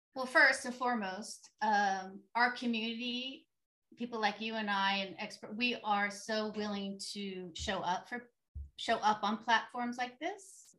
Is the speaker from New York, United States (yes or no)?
no; San Diego, California, United States; I grew up in San Diego, California, so by the beach, so we were pretty hippie-ish